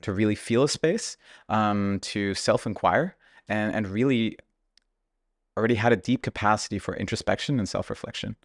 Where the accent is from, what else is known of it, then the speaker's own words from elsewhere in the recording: Germany; growing up in Germany, my parents were actually immigrants from Russia